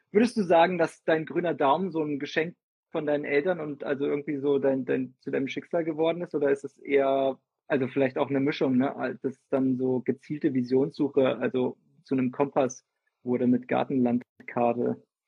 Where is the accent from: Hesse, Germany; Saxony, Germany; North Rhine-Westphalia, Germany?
Hesse, Germany; Fulda; now in Freiburg, Germany; Ursprünglich komme ich aus Fulda, das ist in Hessen